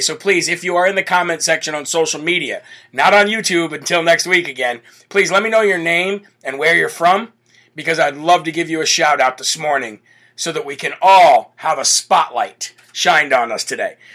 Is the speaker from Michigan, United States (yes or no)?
no; New Hampshire, United States; New Hampshire, right here in my home state